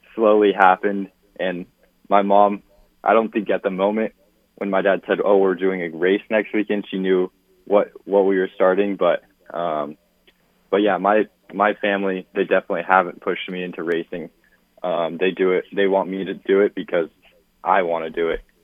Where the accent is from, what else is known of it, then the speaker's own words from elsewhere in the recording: Phoenix, Arizona, United States; Phoenix, my hometown